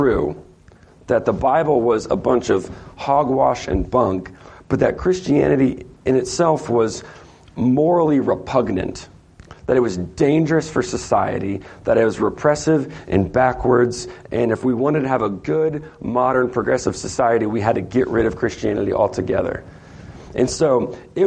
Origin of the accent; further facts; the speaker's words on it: Hamilton, Ohio, United States; moved away; Municipal Brew Works in Hamilton, Ohio